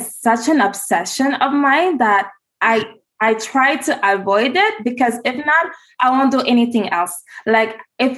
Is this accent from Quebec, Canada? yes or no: yes; Montreal, Quebec, Canada; I was born and raised in Montreal, Quebec